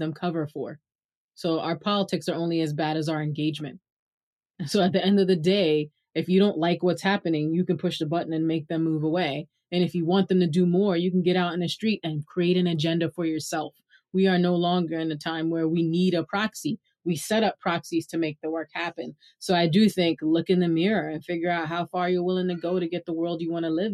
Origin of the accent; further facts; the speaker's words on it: New York City, New York, United States; accent: Brooklyn; Tell people I'm from Brooklyn, if they don't hear in my accent